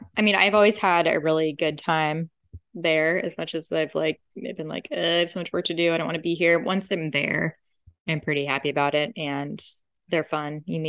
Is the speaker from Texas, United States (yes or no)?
no; San Diego, California, United States; because we're from San Diego